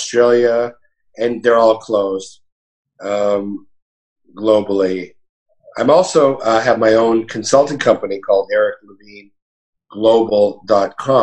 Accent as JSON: {"language": "English", "town": "Montreal", "region": "Quebec", "country": "Canada", "tie": "born or raised there", "also_born_or_lived": "Toronto, Canada", "moved": "yes", "said": "I'm Canadian. I was born in Montreal"}